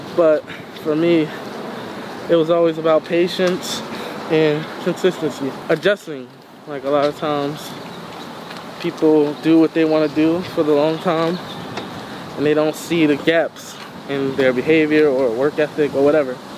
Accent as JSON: {"language": "English", "town": "Philadelphia", "region": "Pennsylvania", "country": "United States", "tie": "born or raised there", "said": "I'm from West Philly"}